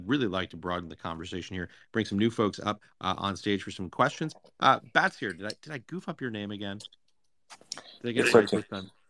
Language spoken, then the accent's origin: English; United States; We're an American.